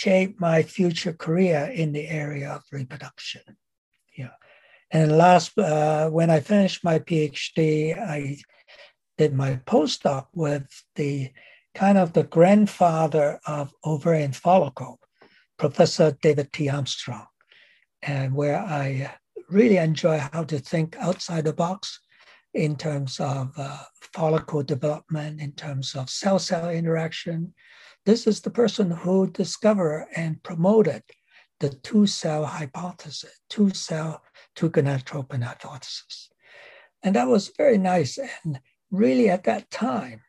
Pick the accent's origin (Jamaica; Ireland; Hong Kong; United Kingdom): Hong Kong; moved away as an adult; also born or lived in Minnesota, United States / Iowa City, United States / Ottawa, Canada; I came originally from Hong Kong. After finishing my high school, I came to Minnesota